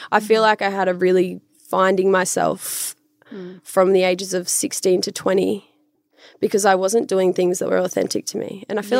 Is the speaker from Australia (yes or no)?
yes; Ipswich, Queensland, Australia; I grew up in a pretty small town. Like, have you heard of Ipswich?